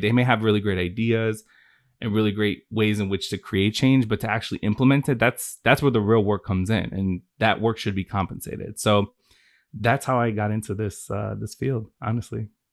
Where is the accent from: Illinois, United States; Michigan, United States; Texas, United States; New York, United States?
Illinois, United States; Chicago; I'm originally from Chicago, born and raised.